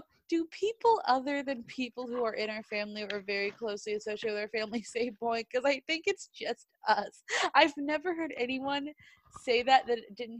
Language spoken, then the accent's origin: English; Clinton, United States; born or raised there